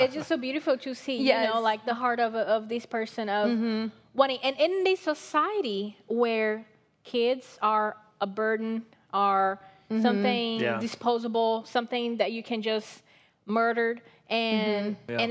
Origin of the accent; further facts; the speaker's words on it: Brazil; English is a second language; moved away; I'm from Brazil.